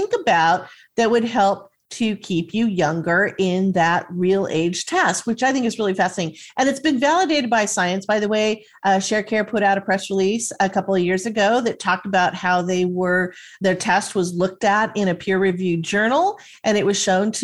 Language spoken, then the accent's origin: English; Southern California, United States; I grew up in Southern California